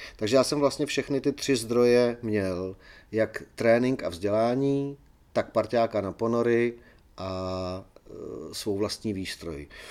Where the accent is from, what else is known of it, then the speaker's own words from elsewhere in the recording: Czechia; jsme Češi